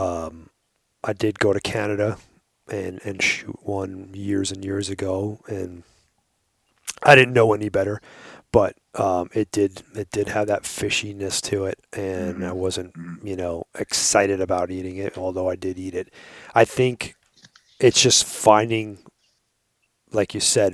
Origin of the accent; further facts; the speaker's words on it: Long Island, New York, United States; I grew up on Long Island